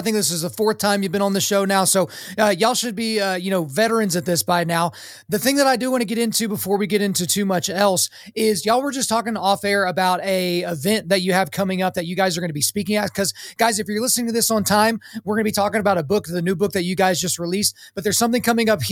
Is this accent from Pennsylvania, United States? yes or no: no; Lawton, Oklahoma, United States; I grew up in Lawton, Fort Sill